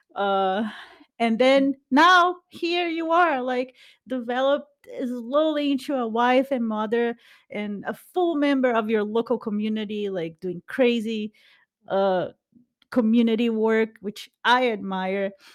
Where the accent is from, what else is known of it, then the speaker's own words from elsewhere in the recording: Brazil; English is a second language; moved away; we are both from Brazil